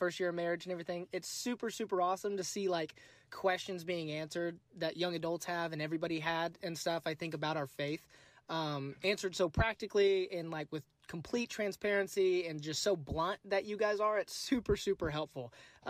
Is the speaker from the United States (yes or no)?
yes; Oklahoma, United States; I'm from Oklahoma, just a teacher out here.